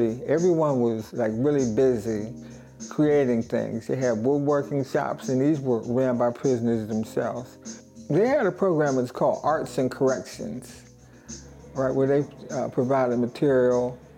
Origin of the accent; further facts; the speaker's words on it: Pittsburgh, Pennsylvania, United States; I'm from Pittsburgh, Pennsylvania